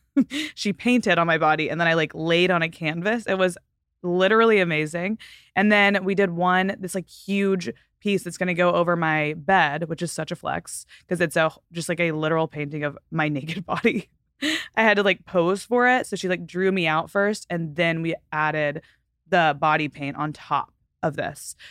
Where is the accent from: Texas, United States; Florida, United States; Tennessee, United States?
Texas, United States; moved away as an adult; now in Southern California, United States; I'm from Texas and I've lived in Southern California for now almost seven years